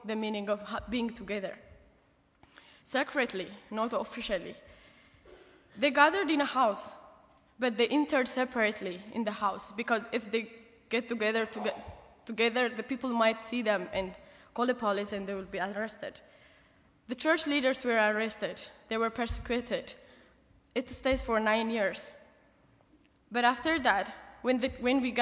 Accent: Addis Ababa, Ethiopia; English is a second language; moved away as an adult; now in New York City, United States; I'm from the capital city of Addis Ababa, which holds over 5 million people

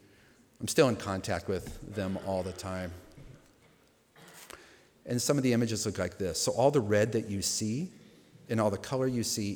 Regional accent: Los Angeles, California, United States; I grew up in Los Angeles in the punk rock

